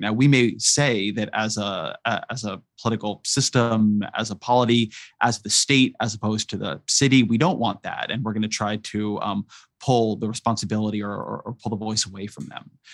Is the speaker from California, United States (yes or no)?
yes; Irvine, California, United States; also born or lived in San Francisco, California; I come from California. I grew up in Irvine, California